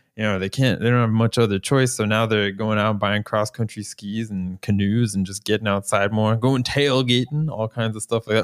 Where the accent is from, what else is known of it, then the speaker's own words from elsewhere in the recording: Florida, United States; now in Norway; I'm from Florida